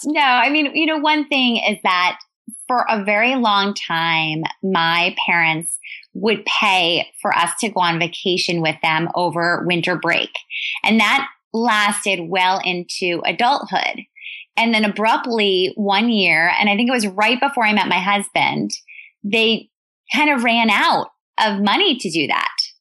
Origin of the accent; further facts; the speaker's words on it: New York City, New York, United States; I grew up in New York City